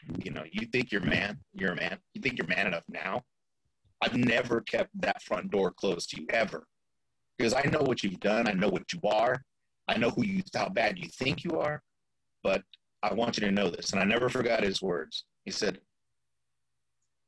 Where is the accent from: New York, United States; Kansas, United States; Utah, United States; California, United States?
California, United States; Fresno; also born or lived in East Los Angeles; now in Florida, United States; my hometown, Fresno